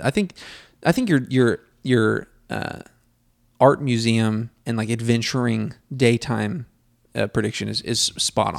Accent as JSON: {"language": "English", "country": "United States", "said": "being an American, I have a lot of pride in, in being an American"}